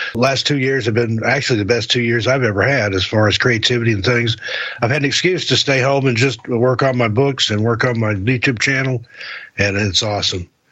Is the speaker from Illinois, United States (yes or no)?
no; East Tennessee, United States; now in Portland, United States; I'm originally from East Tennessee, and anywhere I've ever traveled, once they found out I was from Tennessee